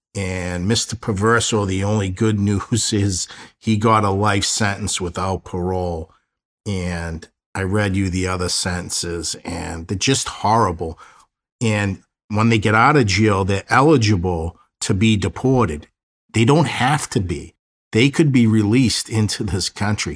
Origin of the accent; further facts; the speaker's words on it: Boston, Massachusetts, United States; I grew up in South Boston